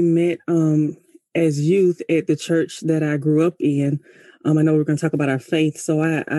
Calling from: Tallahassee, Florida, United States; And I'm calling from Tallahassee, Florida.

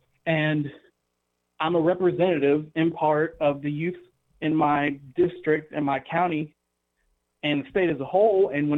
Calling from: Gadsden, Alabama, United States; I'm calling from Gadsden, Alabama.

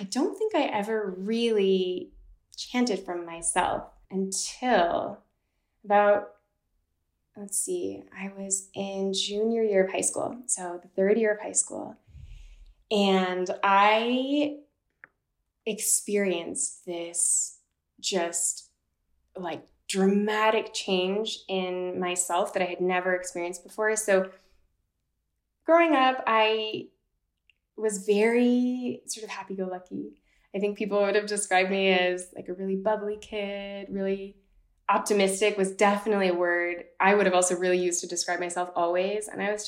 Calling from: Basel, Basel-Stadt, Switzerland; also born or lived in Boston, Massachusetts; I'm 29 years old. I am currently calling from Basel, Switzerland, where I live for half the time, and the other half I spend in Boston, Massachusetts.

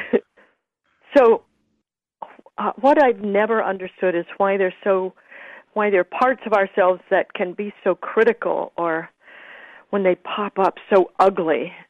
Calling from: Petaluma, California, United States; I'm calling from Petaluma, California.

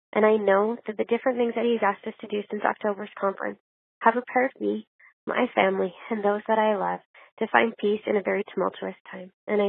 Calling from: Lethbridge, Alberta, Canada; I'm from Lethbridge, Alberta, Canada

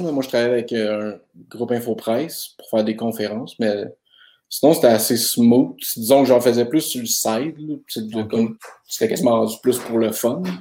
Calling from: Montreal, Quebec, Canada; Euh, moi, je suis de Verdun à Montréal.

